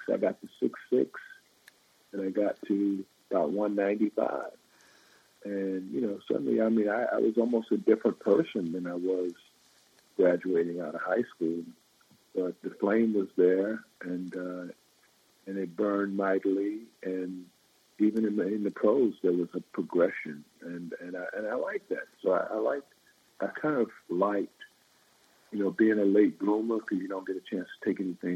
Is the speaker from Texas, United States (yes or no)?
no; Long Island, New York, United States; growing up in the Northeast, because I grew up in Long Island